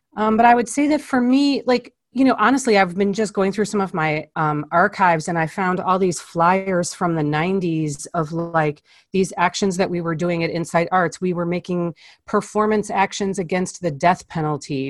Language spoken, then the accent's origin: English; Chicago, Illinois, United States; I was born in Chicago. I spent most of my life in a suburb of Chicago